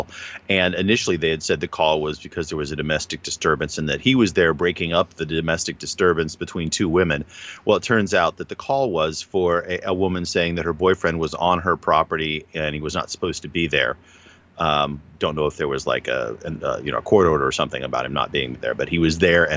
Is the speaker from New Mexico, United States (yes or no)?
yes; New Mexico, United States; I grew up in New Mexico